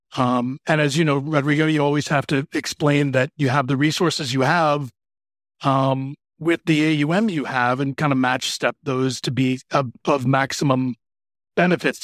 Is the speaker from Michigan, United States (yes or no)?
yes; Michigan, United States; moved away as an adult; also born or lived in Philadelphia; now in Chicago, United States; I grew up in Michigan in the Midwest here in the U S